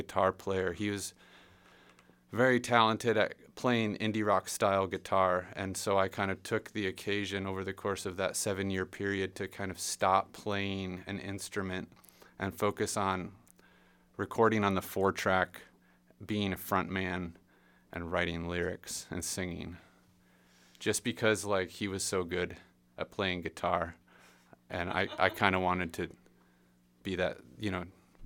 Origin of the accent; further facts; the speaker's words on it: Indiana, United States; also born or lived in Michigan / Massachusetts; me and Lucas are from Indiana